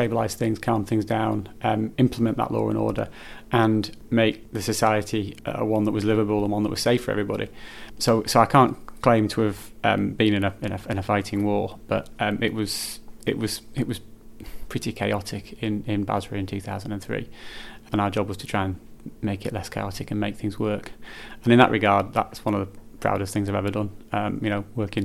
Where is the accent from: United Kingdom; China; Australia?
United Kingdom; Morecambe, North West England; also born or lived in Caton / Heysham / Bolton-le-Sands / Garstang; I'm from Morecambe and Lancashire really. Grew up in the area, born in Lancashire